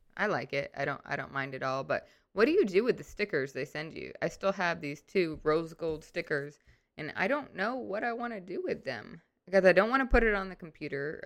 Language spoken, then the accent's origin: English; St. Louis, Missouri, United States; now in Arkansas, United States; I grew up in Saint Louis, and we were definitely Midwest